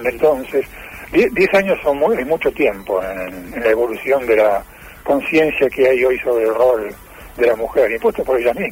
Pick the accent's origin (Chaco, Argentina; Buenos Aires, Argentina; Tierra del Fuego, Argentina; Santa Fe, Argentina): Buenos Aires, Argentina; now in Córdoba, Argentina; Yo soy porteño. Vivo en Córdoba desde hace un montón de años, pero soy porteño